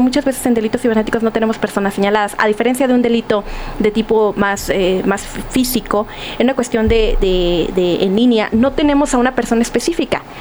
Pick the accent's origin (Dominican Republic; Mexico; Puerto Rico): Mexico; Sonora; moved away